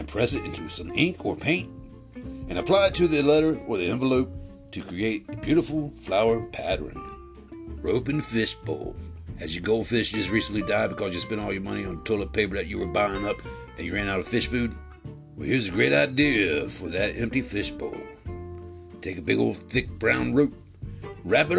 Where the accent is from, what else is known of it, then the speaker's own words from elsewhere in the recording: the South, United States; I'm from the South